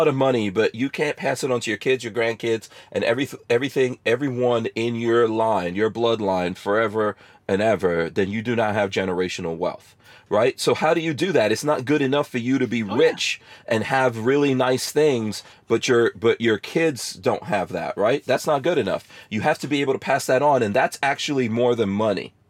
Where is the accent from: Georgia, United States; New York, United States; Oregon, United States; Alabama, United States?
New York, United States; New York City; moved away; I grew up in New York City